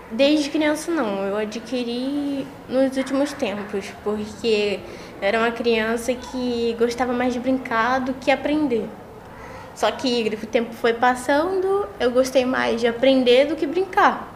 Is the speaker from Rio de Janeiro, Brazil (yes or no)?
yes; Rio de Janeiro, Brazil; eu sou carioca, nasci no Rio